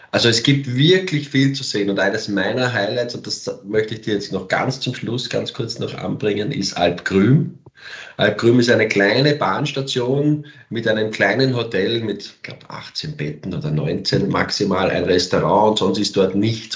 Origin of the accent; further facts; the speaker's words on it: Austria; moved away as an adult; now in Switzerland; ich bin ja kein Schweizer. Ich bin aus Österreich, darf aber in der Schweiz jetzt arbeiten